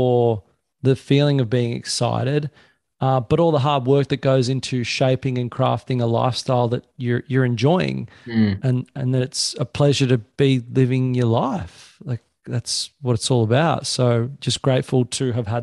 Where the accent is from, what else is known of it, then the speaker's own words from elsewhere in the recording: Sydney, New South Wales, Australia; moved away as an adult; now in Pottsville, Australia; where I grew up on the Northern Beaches